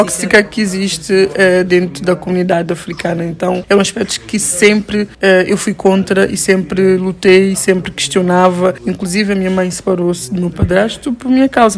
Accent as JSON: {"language": "Portuguese", "country": "São Tomé & Príncipe", "said": "sabores da minha terra"}